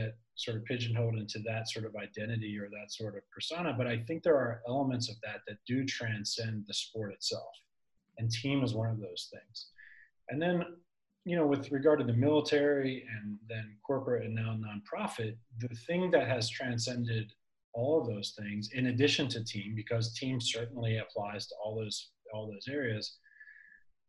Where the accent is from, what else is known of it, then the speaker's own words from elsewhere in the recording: Philadelphia, Pennsylvania, United States; my hometown of Philadelphia.